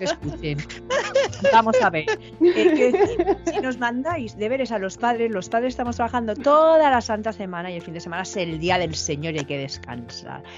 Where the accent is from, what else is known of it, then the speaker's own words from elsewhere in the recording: Valencia, Valencian Community, Spain; aquí en Valencia, de donde yo soy